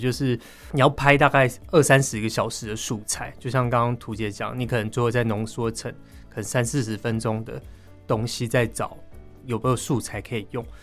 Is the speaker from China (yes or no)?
no; Taipei, Taiwan; 我自己算在北投长大